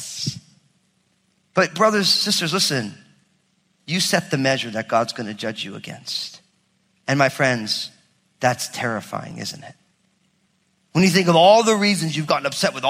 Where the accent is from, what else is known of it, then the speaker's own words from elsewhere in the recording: New Jersey, United States; I'm from Jersey.